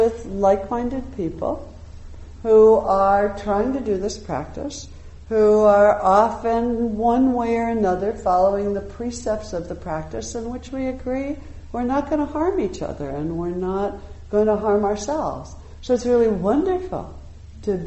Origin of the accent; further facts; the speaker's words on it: United States; I'm an American